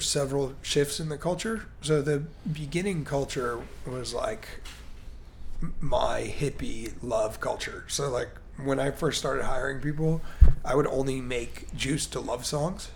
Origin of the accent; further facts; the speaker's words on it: Baltimore, Maryland, United States; also born or lived in Chicago; now in Miami, United States; I grew up in Baltimore, Maryland